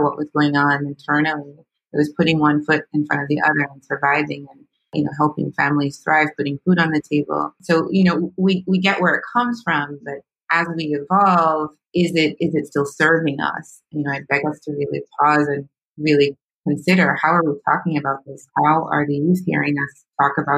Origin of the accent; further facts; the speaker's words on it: Jamaica; I'm Jamaican.